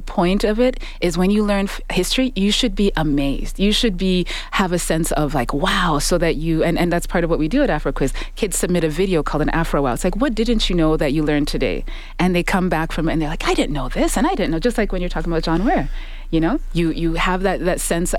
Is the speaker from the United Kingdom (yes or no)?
no; Saskatoon, Saskatchewan, Canada; moved away as an adult; also born or lived in Uganda; now in Edmonton, Canada; I was born in Uganda, and I grew up in Saskatoon, Saskatchewan, and I ended up in Edmonton